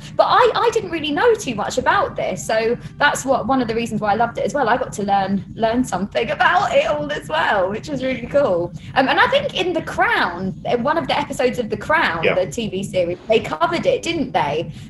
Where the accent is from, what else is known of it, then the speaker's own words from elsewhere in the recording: London, United Kingdom; I'm born and raised in London. I'm from Camden.